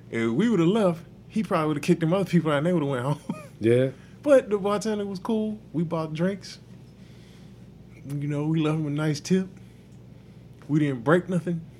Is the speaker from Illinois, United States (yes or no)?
no; New Orleans, Louisiana, United States; oh, I'm from New Orleans.